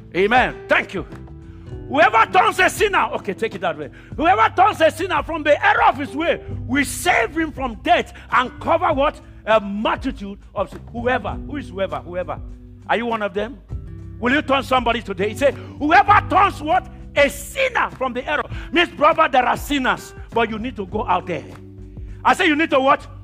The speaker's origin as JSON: {"language": "English", "country": "Nigeria", "moved": "yes", "said": "I come from Nigeria, but God brought me to this country."}